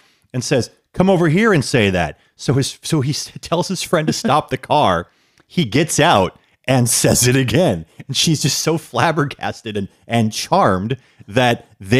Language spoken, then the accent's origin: English; Grand Forks, North Dakota, United States; born there; I was born in Grand Forks, North Dakota.